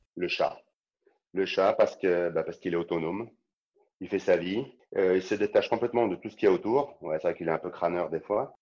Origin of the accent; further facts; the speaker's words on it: Saint-Étienne, Auvergne-Rhône-Alpes, France; Je suis stéphanois